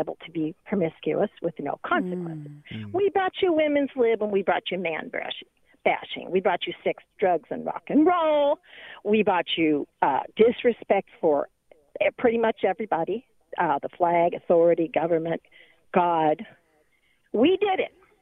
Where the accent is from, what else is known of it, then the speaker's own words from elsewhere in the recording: Portland, Oregon, United States; moved away; I'm from Portland, Oregon.